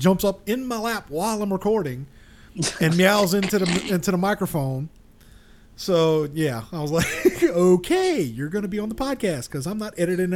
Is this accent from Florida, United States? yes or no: yes; Florida, United States; I'm from Florida